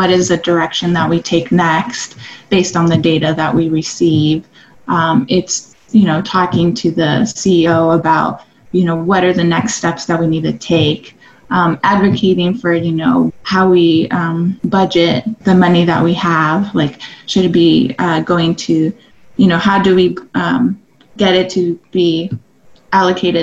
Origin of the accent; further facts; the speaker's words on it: El Paso, Texas, United States; also born or lived in Austin, Texas; I'm from El Paso, Texas